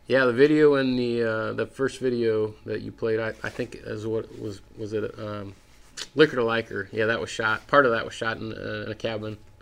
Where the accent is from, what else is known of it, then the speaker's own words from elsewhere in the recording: Ohio, United States; moved away; my home state of Ohio